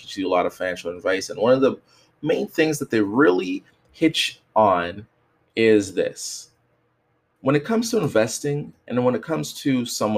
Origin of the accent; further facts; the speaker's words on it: Canada; I'm from Canada